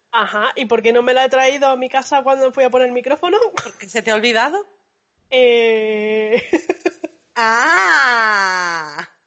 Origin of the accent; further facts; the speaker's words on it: France; Puede ser que como soy francesa